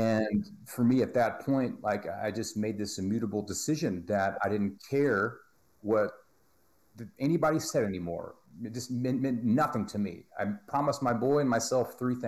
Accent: Texas, United States; I'm from Texas

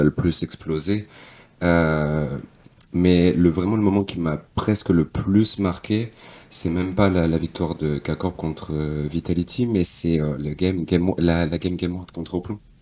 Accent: Normandy, France; moved away as an adult; je suis du nord de la France, je suis de Normandie

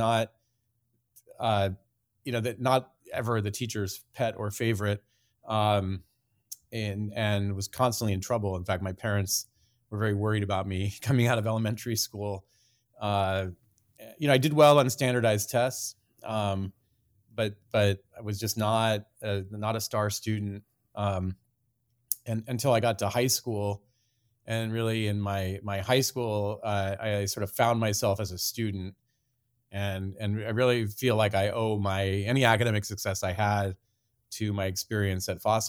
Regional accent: Puyallup, Washington, United States; Yeah, I grew up in Puyallup, which is about, you know, I used to say 45 minutes south of here, but I think it's grown in in the commuting time. It's about 30 miles southeast of Seattle.

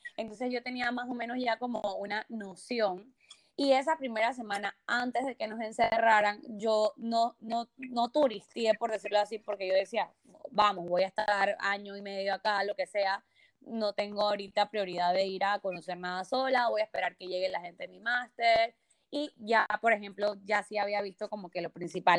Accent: Panama; moved away as an adult; now in Barcelona, Spain; soy panameña, 100% panameñita vida mía

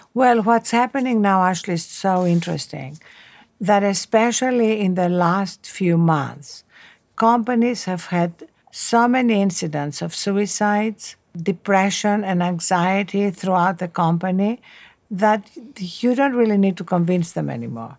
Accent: Athens, Attica, Greece; English is a second language; moved away as an adult; also born or lived in Cambridge; Athens, Greece, where I was brought up

